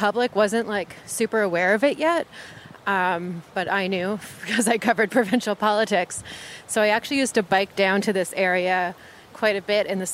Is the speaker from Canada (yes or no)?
yes; the GTA, Ontario, Canada; born and raised in Ontario, in the GTA to be specific